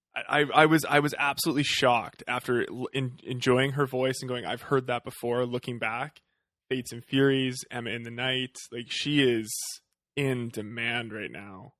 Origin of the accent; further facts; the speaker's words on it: Western Canada, Canada; growing up in Western Canada